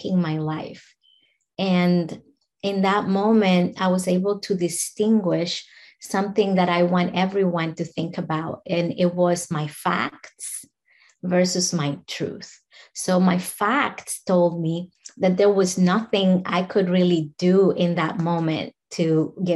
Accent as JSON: {"language": "English", "country": "Dominican Republic", "moved": "as an adult", "lives_now": "United States", "said": "I'm from the Dominican Republic"}